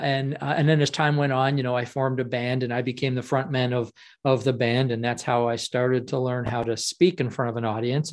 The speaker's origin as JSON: {"language": "English", "town": "Ottawa", "region": "Ontario", "country": "Canada", "said": "I'm from Ottawa, Canada"}